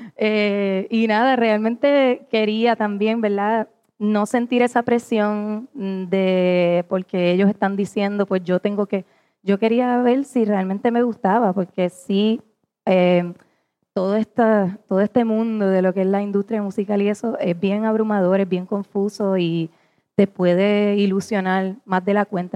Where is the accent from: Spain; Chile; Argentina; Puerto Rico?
Puerto Rico; nosotros como puertorriqueños